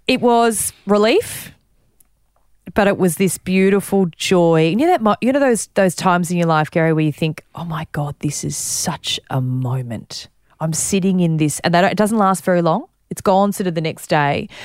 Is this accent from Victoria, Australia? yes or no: yes; Warrnambool, Victoria, Australia; also born or lived in Ballarat; I grew up in Warrnambool, so not very far away.